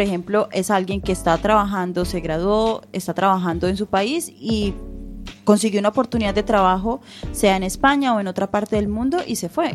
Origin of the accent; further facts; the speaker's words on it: Colombia; now in A Coruña, Spain; nosotros nos criamos en Colombia